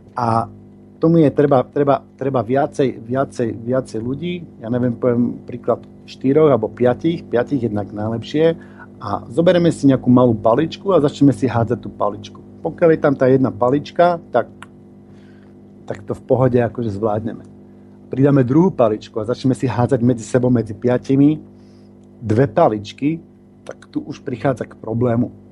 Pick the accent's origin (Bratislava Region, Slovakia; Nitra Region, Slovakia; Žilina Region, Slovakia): Bratislava Region, Slovakia; Bratislava; now in Tunbridge Wells, United Kingdom; Pôvodne som z Bratislavy a vždy, keď prídem domov, tak tam spravím nejaký seminár